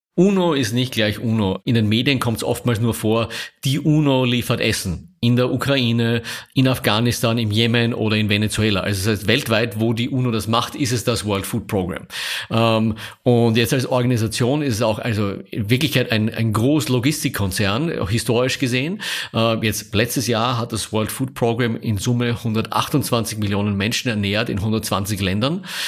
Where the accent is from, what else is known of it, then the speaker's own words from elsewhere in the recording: Austria; moved away as an adult; also born or lived in Vienna / Paris / Rome; now in Munich, Germany; als Österreicher wir so als mit einem Bonus daherkommen